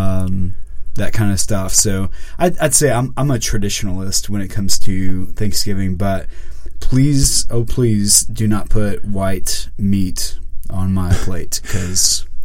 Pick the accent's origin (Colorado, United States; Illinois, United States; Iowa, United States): Illinois, United States; Mount Carmel; moved away; Mount Carmel, Illinois, Golden Aces